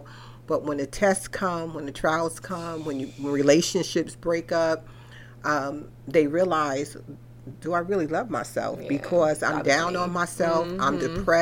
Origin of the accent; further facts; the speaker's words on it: New York, United States; I was born and raised in New York